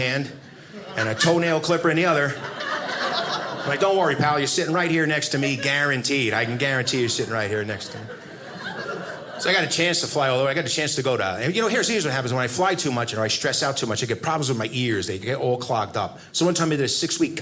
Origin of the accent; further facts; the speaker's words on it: United States; I'm an American